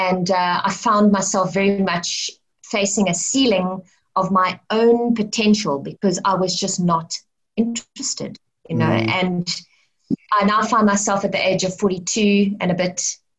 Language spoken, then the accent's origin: English; Cape Town, Western Cape, South Africa; also born or lived in Johannesburg / Stellenbosch / Grahamstown; I grew up in Cape Town City. I mean, I was born in Mooly Point. But then I lived in Johannesburg from like the age of 4 to I think about 10. And then I came back to Cape Town and I grew up in Greenpoint on the Atlantic seaboard.